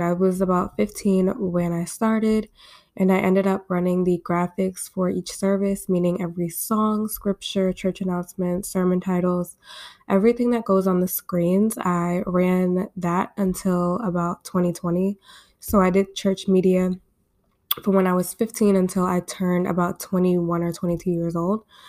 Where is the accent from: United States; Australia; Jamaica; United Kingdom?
United States; Baltimore, Maryland; I'm coming to you guys from my hometown in Baltimore, Maryland. I was born and raised here.